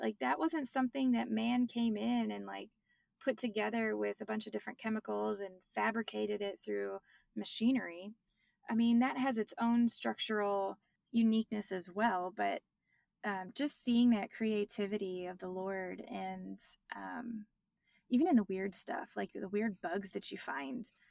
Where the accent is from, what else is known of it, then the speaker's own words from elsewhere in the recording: Michigan, United States; now in Texas, United States; I grew up in Michigan, now I live in Texas